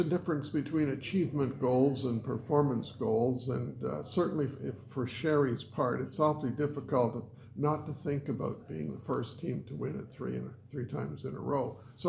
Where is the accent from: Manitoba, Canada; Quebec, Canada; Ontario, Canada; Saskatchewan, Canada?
Ontario, Canada; Kitchener; moved away as an adult; also born or lived in Calgary; I'm originally from Southern Ontario, Kitchener-Waterloo, which has a very definite Germanic history. So I know lots of German phrases